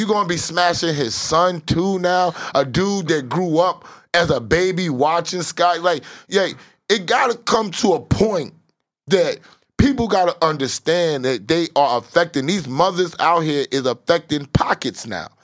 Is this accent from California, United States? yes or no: no; New York City, New York, United States; It terrorized me growing up in Southside Jamaica, Queens.